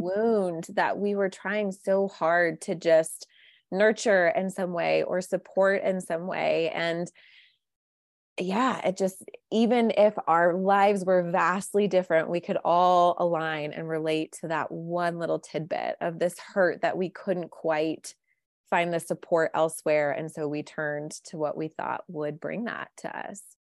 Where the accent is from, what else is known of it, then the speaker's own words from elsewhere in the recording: Midwest, United States; I was raised in the Midwest by two great, wonderful parents